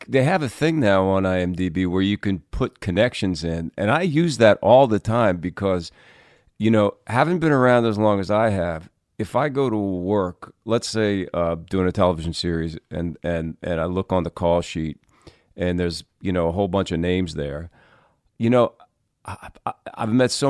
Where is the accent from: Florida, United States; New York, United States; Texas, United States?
New York, United States; I was in New York, being a New Yorker, and immediately went first to my daughter's school.